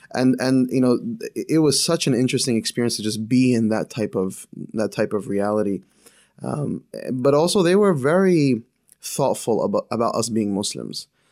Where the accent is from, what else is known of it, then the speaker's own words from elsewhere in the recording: northern New Jersey, United States; now in Boston, United States; born and raised in New Jersey